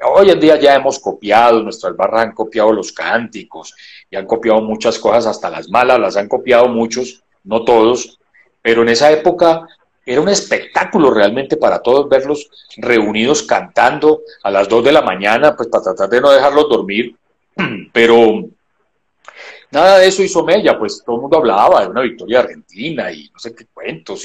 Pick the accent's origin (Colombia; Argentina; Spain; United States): Colombia; somos colombianos todos